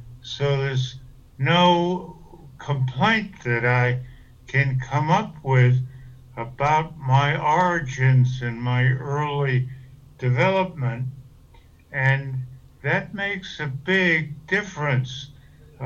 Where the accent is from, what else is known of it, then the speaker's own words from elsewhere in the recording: Hartford, Connecticut, United States; also born or lived in New Britain, Connecticut; I was born in Hartford, Connecticut in March 20th, 1926